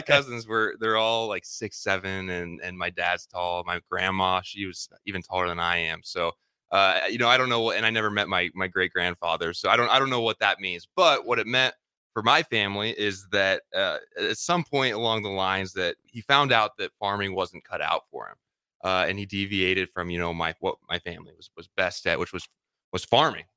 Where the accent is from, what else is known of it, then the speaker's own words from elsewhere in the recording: Lincoln, Nebraska, United States; also born or lived in Omaha, Nebraska; I grew up in Lincoln, Nebraska. Like, Lincoln is, is home to me.